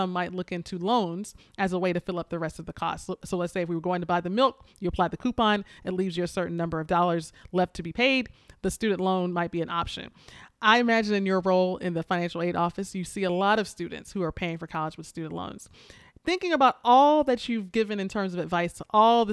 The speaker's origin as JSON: {"language": "English", "region": "Florida", "country": "United States", "tie": "born or raised there", "said": "my sister and I grew up in Florida."}